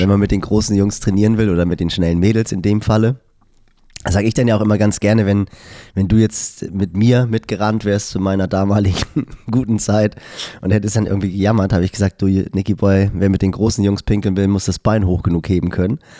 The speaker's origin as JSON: {"language": "German", "country": "Germany", "tie": "born or raised there", "said": "ich bin ja im Norden von Hamburg aufgewachsen, im Hamburger Speckgürtel."}